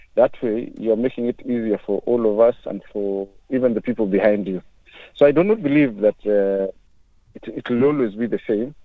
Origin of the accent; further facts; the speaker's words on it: Kenya; now in United Kingdom; I am a black African. I'm a Kenyan uh, originally